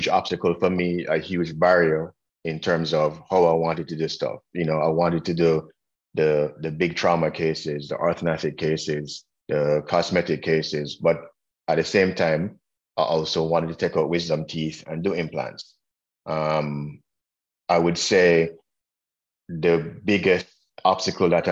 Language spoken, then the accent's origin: English; Jamaica; also born or lived in Washington, D.C., United States / North Florida, United States; now in Indiana, United States; I am from Jamaica, which I don't know if you guys got from my accent